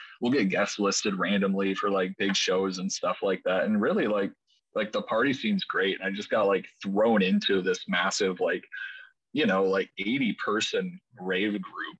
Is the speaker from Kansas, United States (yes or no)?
no; Lemmon, South Dakota, United States; one of my friends that I grew up with in Lemon, South Dakota